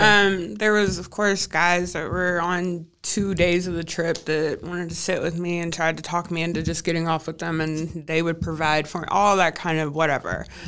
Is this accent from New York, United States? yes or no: no; Kentucky, United States; also born or lived in California; came back to my hometown